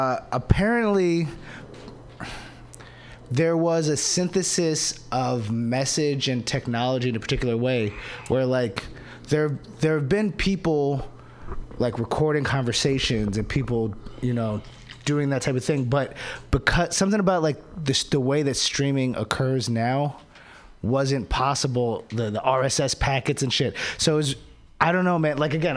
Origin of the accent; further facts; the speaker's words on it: Maryland, United States; You know, when I went back home, because I'm from Maryland, from the DC area, dude, I could feel it.